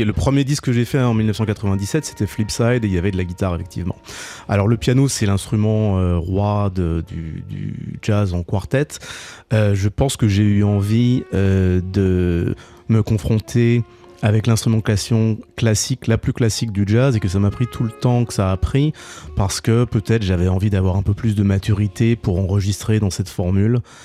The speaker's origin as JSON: {"language": "French", "town": "Paris", "region": "Île-de-France", "country": "France", "tie": "born or raised there", "also_born_or_lived": "Boston, United States", "moved": "as an adult", "lives_now": "New York, United States", "said": "J'ai grandi à Paris, donc je suis parti depuis 30 ans, mais j'ai grandi à Paris"}